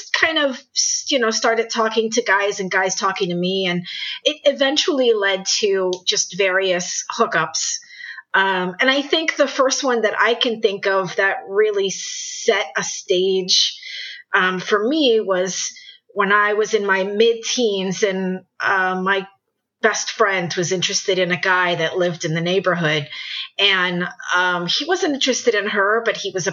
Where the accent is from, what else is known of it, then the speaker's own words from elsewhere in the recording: New York City, New York, United States; moved away as an adult; also born or lived in Northeast United States; I'm originally from New York City. I have had a very interesting and rich life, and I've lived throughout the Northeast. But I did start out and lived in New York City for most of my life